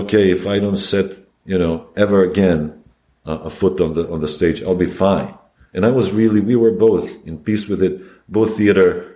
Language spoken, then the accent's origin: English; Belgrade, Serbia; moved away as an adult; also born or lived in Yugoslavia; now in New York, United States; I'm from Belgrade.